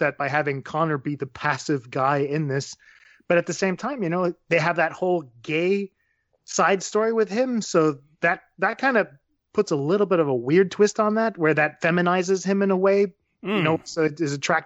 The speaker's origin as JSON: {"language": "English", "country": "Canada", "said": "I'm from Canada"}